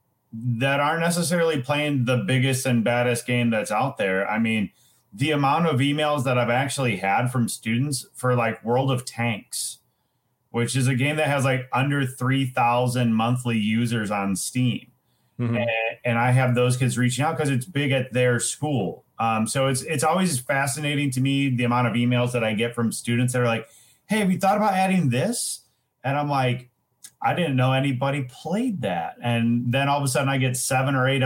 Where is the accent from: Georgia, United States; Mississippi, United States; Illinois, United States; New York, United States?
Illinois, United States; Rockford; I'm from the Roscoe-Rockford area